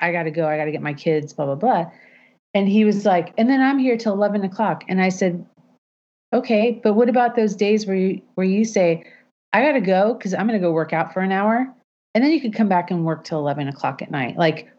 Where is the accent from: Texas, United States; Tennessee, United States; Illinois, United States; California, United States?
California, United States; Los Angeles; also born or lived in Manhattan Beach / Altadena; No, I grew up in Eagle Rock.